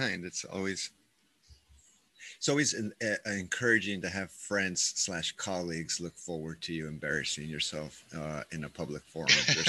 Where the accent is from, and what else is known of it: Arizona, United States; now in Minneapolis, United States